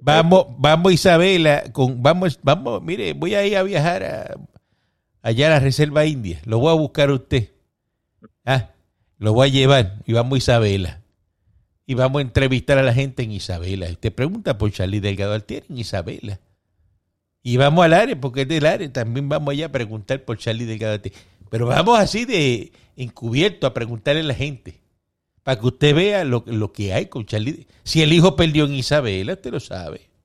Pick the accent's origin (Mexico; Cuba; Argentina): Cuba; now in Miami, United States; todos los cubanos somos trompistas, todos los cubanos. Los cubanos estamos con Trump